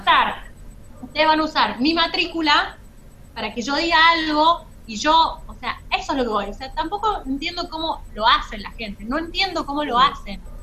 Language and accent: Spanish; La Rioja, Argentina; accent: riojana tonada; soy riojana